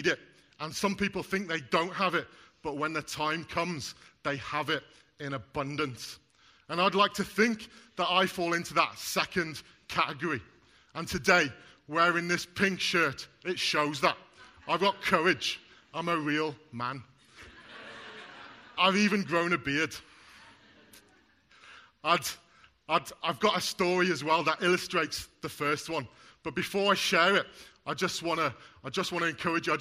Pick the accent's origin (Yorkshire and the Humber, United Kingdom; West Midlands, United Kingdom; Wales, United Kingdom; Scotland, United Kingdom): Wales, United Kingdom; I'm Welsh and my wife's Scottish